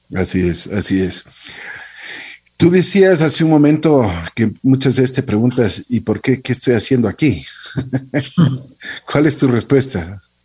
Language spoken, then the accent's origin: Spanish; Ecuador; nos sentimos como ecuatorianos orgullosos